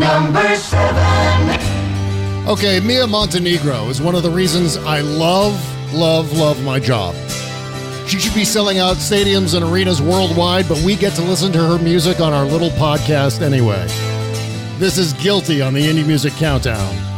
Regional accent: Virginia, United States; moved away; my home state of Virginia

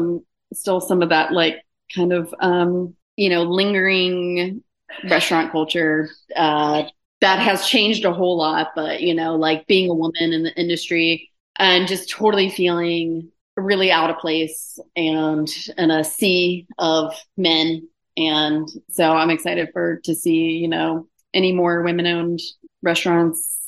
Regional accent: Georgia, United States; now in Cincinnati, United States; I grew up in Georgia

